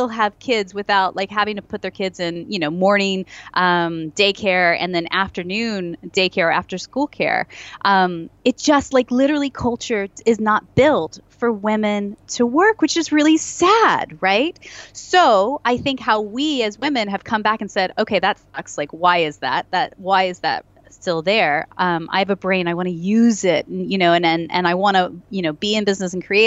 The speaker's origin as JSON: {"language": "English", "country": "United States", "moved": "as an adult", "lives_now": "Nottingham, United Kingdom", "said": "me as an American"}